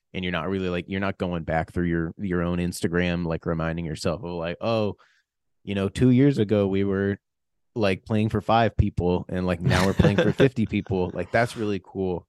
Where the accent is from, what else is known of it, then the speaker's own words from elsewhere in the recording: United States; being American